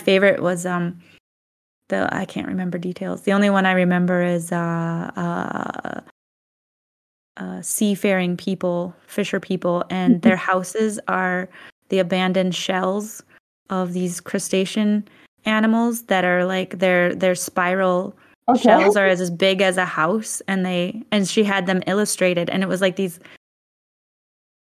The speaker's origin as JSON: {"language": "English", "region": "Midwest", "country": "United States", "tie": "born or raised there", "moved": "yes", "said": "I grew up in the Midwest, do you know how boring of a place that is?"}